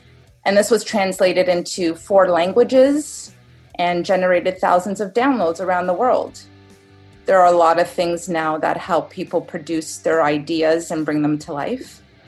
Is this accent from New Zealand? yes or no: no; Toronto, Ontario, Canada; I'm from Toronto, Canada